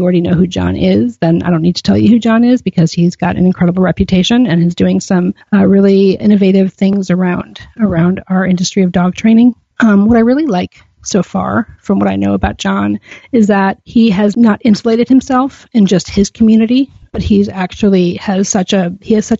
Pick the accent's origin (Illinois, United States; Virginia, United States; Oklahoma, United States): Illinois, United States; Chicago; I live in Chicago. I'm a Chicagoan for life